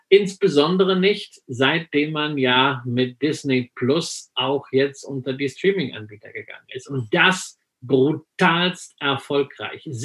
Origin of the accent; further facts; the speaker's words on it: West Germany, Germany; weil ich bin ja im Westen groß geworden, ja, wir hatten ja nichts